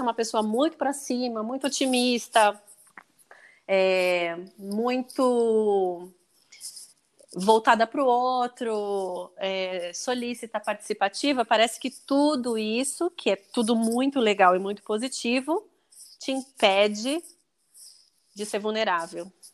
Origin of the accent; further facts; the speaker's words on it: Brazil; eu falei que eu era do Brasil